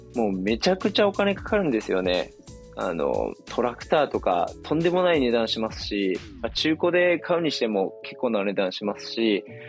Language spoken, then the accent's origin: Japanese; Miyazaki, Japan; moved away as an adult; also born or lived in Tokyo; あの地元の宮崎県に U ターンしまして